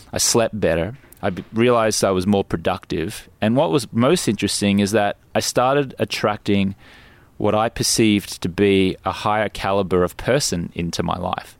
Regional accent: Brisbane, Queensland, Australia; moved away as an adult; also born or lived in London, United Kingdom; now in Los Angeles, United States; I grew up in Brisbane

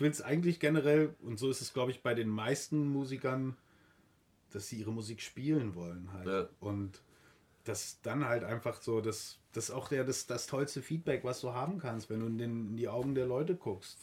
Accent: East Germany, Germany; Wir kommen aus der DDR

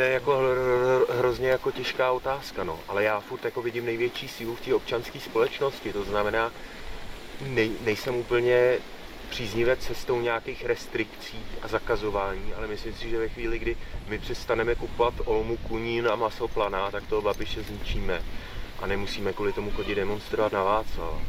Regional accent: Czechia; u nás v Čechách

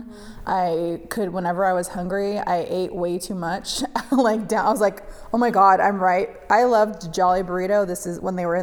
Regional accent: San Pedro, California, United States; also born or lived in Colorado; I hated growing up in Pedro

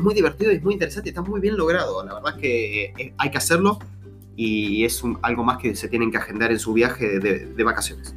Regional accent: Argentina; el país es grande, tenemos muchas provincias

